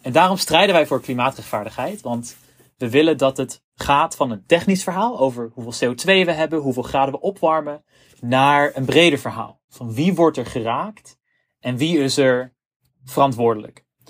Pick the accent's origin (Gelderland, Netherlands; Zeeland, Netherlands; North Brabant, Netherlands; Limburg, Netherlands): Gelderland, Netherlands; Zutphen; in Zutphen, waar ik vandaan kom.